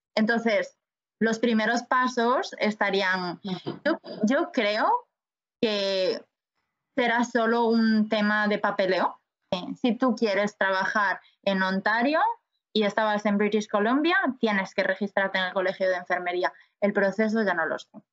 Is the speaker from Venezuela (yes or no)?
no; A Coruña, Galicia, Spain; moved away as an adult; also born or lived in Paris, France / Mallorca, Spain; now in Vancouver, Canada; soy de La Coruña